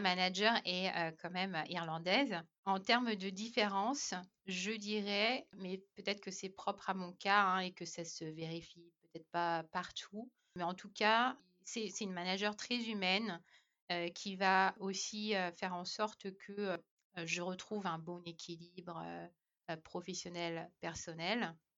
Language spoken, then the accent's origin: French; France; moved away as an adult; now in Ireland; on nous connaît bien en tant que Français